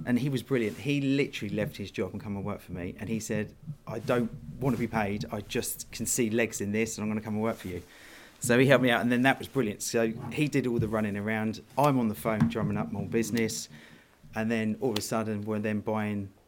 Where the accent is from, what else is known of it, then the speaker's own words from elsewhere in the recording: Worthing, South East England, United Kingdom; I'm from the south coast. I live in Worthing, West Sussex. I've lived there all my life.